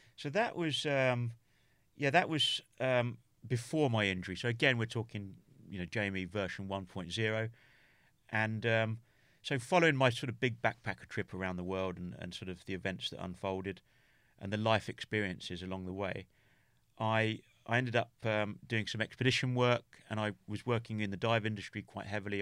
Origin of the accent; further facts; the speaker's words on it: England, United Kingdom; also born or lived in Norway; I'm English